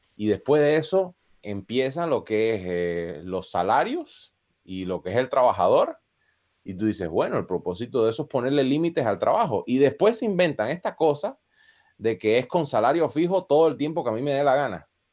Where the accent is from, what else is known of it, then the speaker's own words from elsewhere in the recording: Costa Rica; moved away; also born or lived in Chicago, United States; yo crecí en Costa Rica